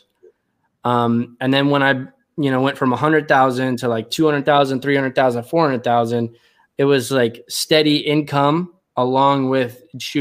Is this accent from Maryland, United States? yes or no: yes; Cecil County, Maryland, United States; moved away as an adult; now in Texas, United States; I currently live in Texas. I grew up in Maryland